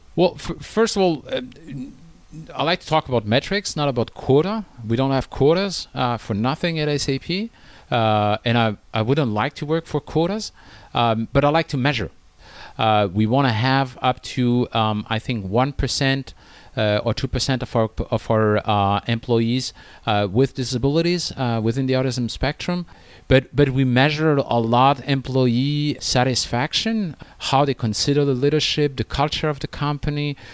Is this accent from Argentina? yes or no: no; France; moved away as an adult; now in China; in France, uh, my home country